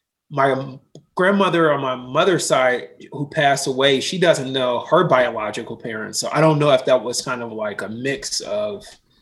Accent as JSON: {"language": "English", "town": "Cincinnati", "region": "Ohio", "country": "United States", "tie": "born or raised there", "said": "I grew up in Mount Auburn. So Mount Auburn was just like"}